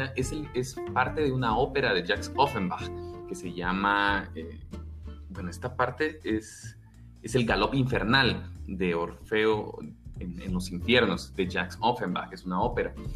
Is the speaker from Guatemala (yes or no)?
yes; Guatemala; accent: Guatemalan; este acento raro que tenemos, somos guatemaltecos